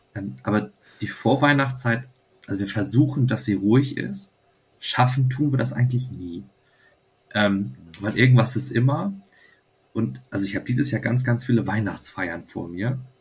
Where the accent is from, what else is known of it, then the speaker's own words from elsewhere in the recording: Flensburg, Schleswig-Holstein, Germany; ich komme halt aus Flensburg und äh, wohne also direkt an der dänischen Grenze